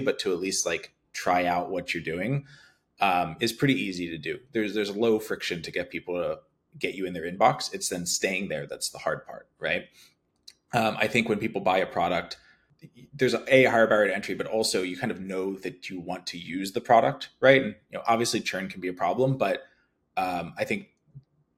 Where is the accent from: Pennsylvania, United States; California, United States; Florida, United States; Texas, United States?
Pennsylvania, United States; Philadelphia; I grew up in Philadelphia